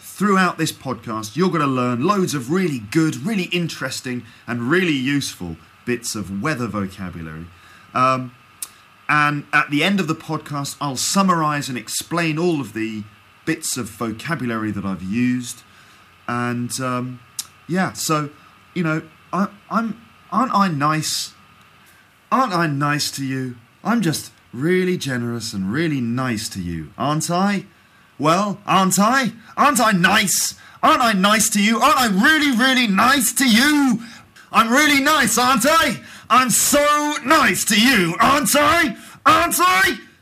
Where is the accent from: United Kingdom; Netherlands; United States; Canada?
United Kingdom; I'm British